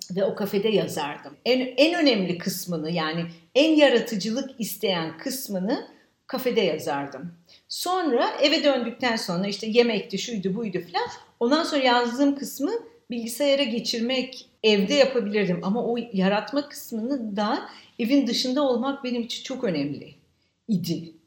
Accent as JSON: {"language": "Turkish", "region": "Istanbul", "country": "Turkey", "tie": "born or raised there", "said": "Şimdi ben adada, büyük adada büyüdüm. E, bütün çocukluğum boyunca oradaydım."}